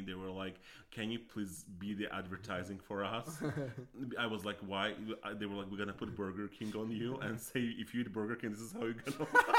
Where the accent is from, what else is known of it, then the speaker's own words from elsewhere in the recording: Azerbaijan; when I was born in Azerbaijan